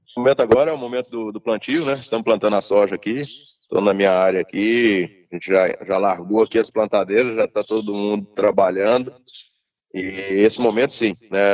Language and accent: Portuguese; Brasília, Federal District, Brazil; also born or lived in Buriti Alegre, Goiás; Eu nasci em Buriti Alegre, mas saí muito cedo de Buriti Alegre fui para Brasília. Então, minha infância foi toda em Brasília